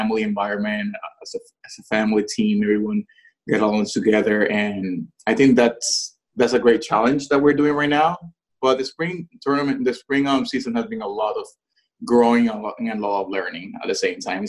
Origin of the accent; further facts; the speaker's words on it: Puerto Rico; moved away; I'm Puerto Rican, born and raised in Puerto Rico